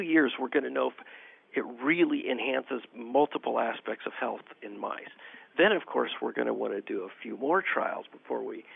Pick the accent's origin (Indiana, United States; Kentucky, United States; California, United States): California, United States; moved away; I'm from California originally